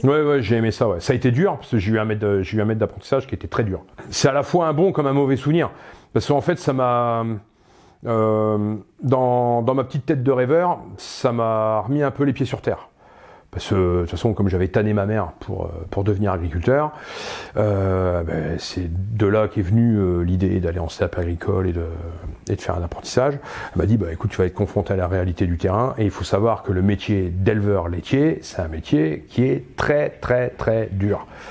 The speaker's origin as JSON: {"language": "French", "area": "Pas-de-Calais", "region": "Hauts-de-France", "country": "France", "tie": "born or raised there", "moved": "as an adult", "said": "je viens d'un petit village du Pas-de-Calais"}